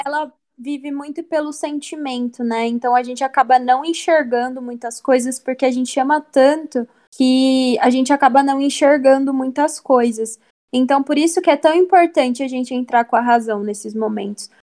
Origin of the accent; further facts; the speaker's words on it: Brazil; a gente foi criado em um, num Brasil racista